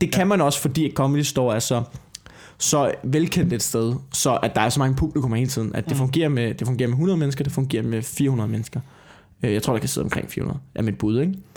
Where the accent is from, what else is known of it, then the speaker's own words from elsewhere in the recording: Denmark; vi er komikere fra Danmark